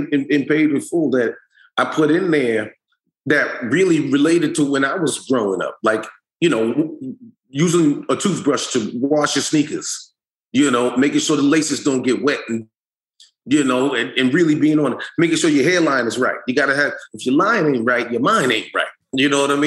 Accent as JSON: {"language": "English", "town": "New York City", "region": "New York", "country": "United States", "said": "we are from Harlem"}